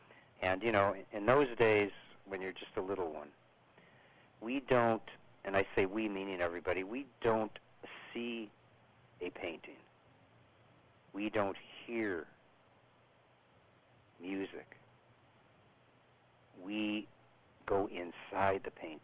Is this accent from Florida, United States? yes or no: no; Chicago, Illinois, United States; Originally, I am from Chicago.